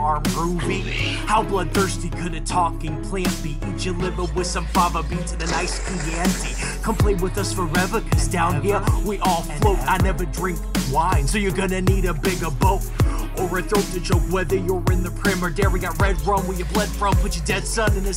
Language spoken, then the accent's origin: English; Bloomington, Indiana, United States; I'm from Bloomington